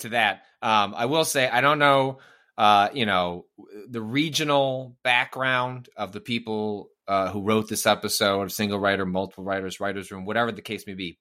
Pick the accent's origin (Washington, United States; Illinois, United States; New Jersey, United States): Illinois, United States; northwest suburbs of Chicago; I'm from the northwest suburbs of Chicago